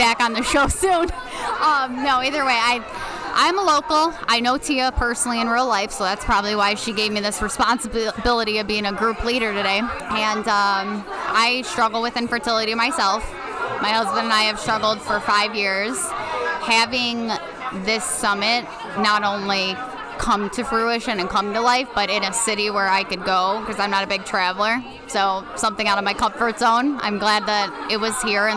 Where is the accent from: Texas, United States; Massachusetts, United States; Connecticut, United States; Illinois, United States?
Illinois, United States; Elmwood Park; I'm from Elmwood Park, Illinois, just outside of Chicago, Illinois